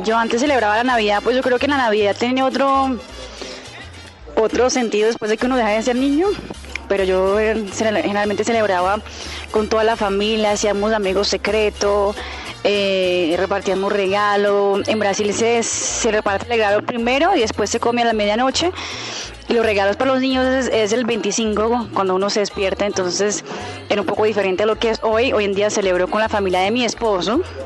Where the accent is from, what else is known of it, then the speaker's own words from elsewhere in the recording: Bogotá, Colombia; cuando era niño acá en Bogotá